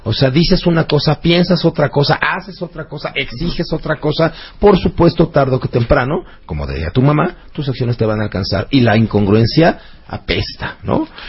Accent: Mexico; los mexicanos somos tú y yo.

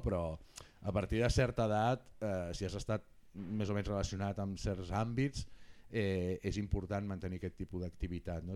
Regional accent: Barcelona, Catalonia, Spain; jo sóc del Guinardó

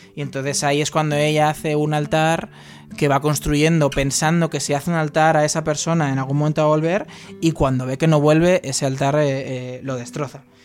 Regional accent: Tres Cantos, Community of Madrid, Spain; Yo soy de Tres Cantos también

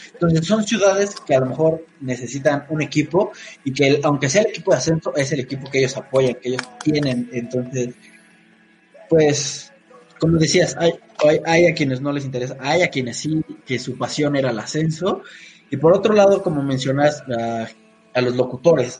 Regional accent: Mexico

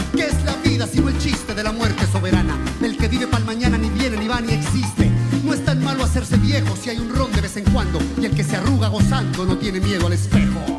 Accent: Medellín, Antioquia, Colombia; also born or lived in Yarumal; Yo crecí en la Medellín de los 80 y de los 90, vengo de un pueblo eh, que es Yarumal

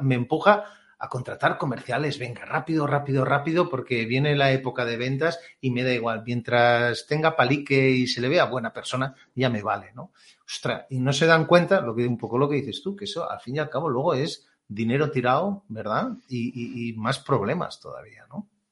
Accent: Catalonia, Spain; yo soy catalán

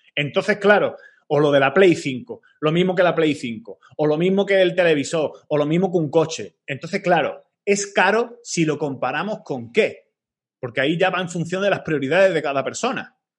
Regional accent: Málaga, Andalusia, Spain; yo soy de Málaga

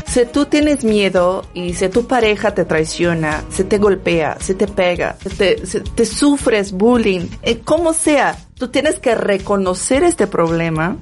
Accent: Brazil; Spanish is a second language; moved away as an adult; now in Mexico; soy una mujer que viene desde la favela de Brasil, que tuve mis orígenes muy humildes.

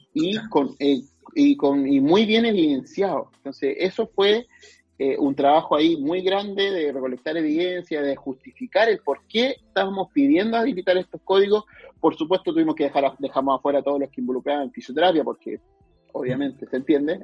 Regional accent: Chile; yo soy un orgulloso de Chile

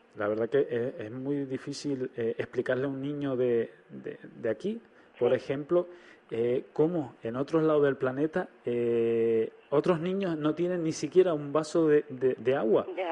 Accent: Canary Islands, Spain; los canarios somos bastante solidarios

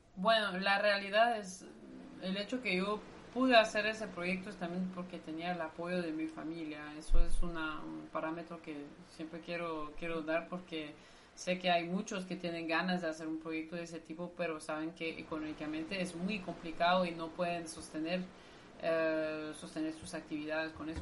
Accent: Brussels, Brussels-Capital Region, Belgium; Spanish is a second language; moved away as an adult; now in Nicaragua; Sí, soy belga. En realidad mm, digo que soy de Bruselas

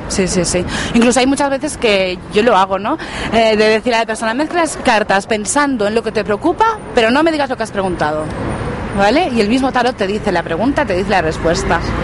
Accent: La Garriga, Catalonia, Spain; en mi pueblo, en La Garriga

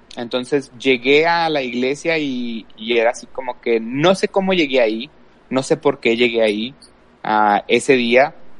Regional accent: El Paso, Texas, United States; soy aquí de El Paso, Texas. He vivido aquí toda mi vida

